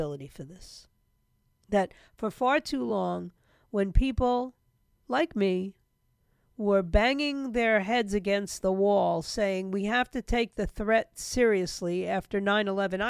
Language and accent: English; New York City, New York, United States; I grew up in New York City, post-World War II